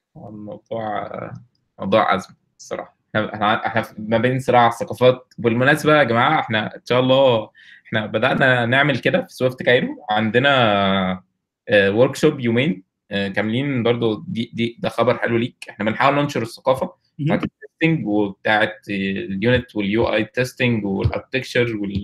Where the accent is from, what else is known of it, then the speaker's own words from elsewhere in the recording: Egypt; also born or lived in Kuwait; احنا كلنا مصريين